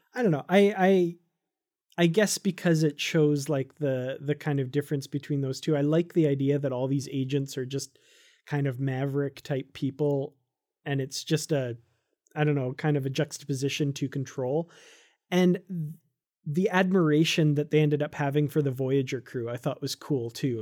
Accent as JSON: {"language": "English", "country": "Canada", "said": "I'm Canadian"}